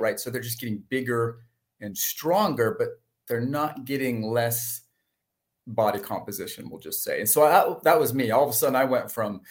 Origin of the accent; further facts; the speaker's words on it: San Francisco North Bay, California, United States; I grew up in the North Bay, San Francisco North Bay. Just kind of born and raised there